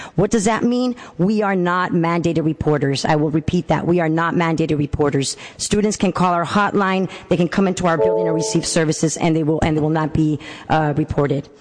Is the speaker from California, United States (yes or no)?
yes; San Francisco, California, United States; I'm born and raised in San Francisco